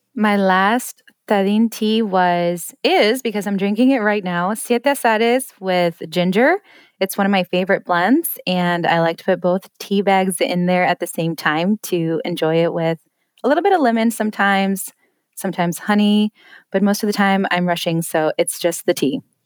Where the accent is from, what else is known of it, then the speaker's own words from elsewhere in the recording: Denver, Colorado, United States; also born or lived in Detroit suburbs, Michigan; now in Detroit, United States; I'm originally from Denver, but I'm in the suburbs of Detroit now.